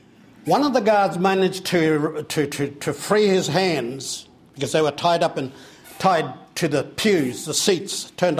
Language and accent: English; Te Karaka, Gisborne, New Zealand; Tamihana Teketeke is one of my tupuna. I'm from the Brown family in Te Karaka.